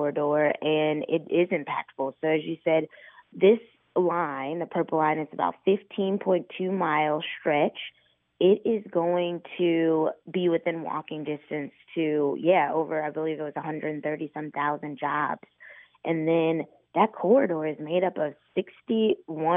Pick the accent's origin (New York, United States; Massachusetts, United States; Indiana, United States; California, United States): Indiana, United States; Indianapolis; I grew up in Indy. I've been here pretty much my entire life except for college.